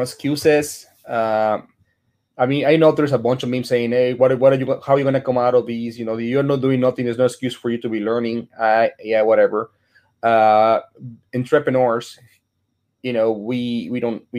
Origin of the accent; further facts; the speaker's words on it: Chicago, Illinois, United States; now in Dallas, United States; I'm from Chicago